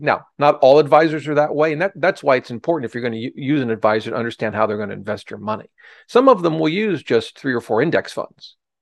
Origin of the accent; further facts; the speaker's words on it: Ohio, United States; now in Washington, D.C., United States; I grew up in Ohio, uh, but, uh, I practiced law or did here in, in Washington, D C